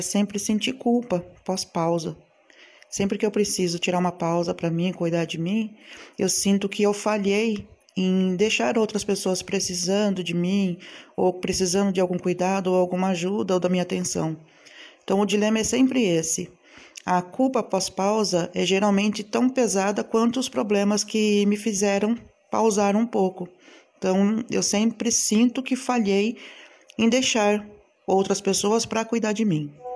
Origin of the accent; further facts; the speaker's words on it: São Pedro, São Paulo, Brazil; sou da cidade de São Pedro, interior de São Paulo